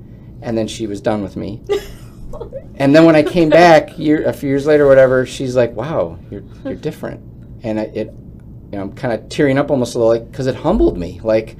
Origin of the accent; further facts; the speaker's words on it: Grafton, Wisconsin, United States; I'm some plowboy from Grafton